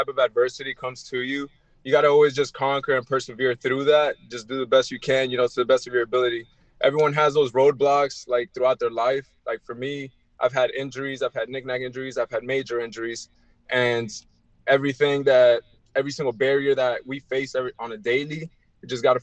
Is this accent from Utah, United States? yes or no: no; Miami, Florida, United States; also born or lived in Elizabeth, New Jersey; I was born in New Jersey, in Elizabeth, New Jersey, but I grew up in Miami